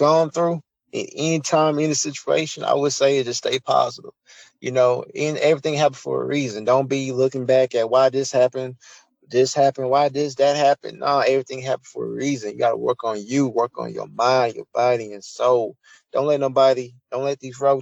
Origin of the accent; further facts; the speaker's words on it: United States; accent: country; I'm country